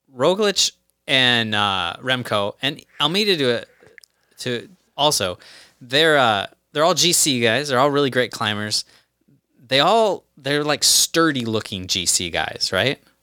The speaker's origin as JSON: {"language": "English", "country": "United States", "said": "as an American"}